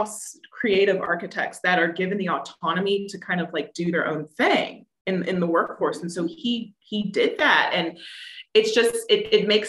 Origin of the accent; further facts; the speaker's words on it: East Coast, United States; I grew up on the East Coast